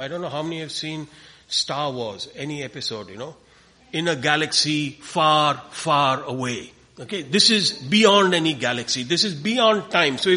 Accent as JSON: {"language": "English", "town": "Coimbatore", "region": "Tamil Nadu", "country": "India", "said": "we come from India, a place called Coimbatore, which is in southern India"}